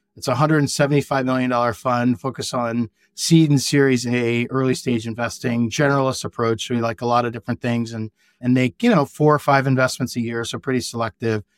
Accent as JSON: {"language": "English", "region": "Virginia", "country": "United States", "tie": "born or raised there", "also_born_or_lived": "New York / Southern California / Kodiak, Alaska / California", "moved": "as an adult", "said": "I grew up in Virginia, I went to the University of Virginia for undergrad"}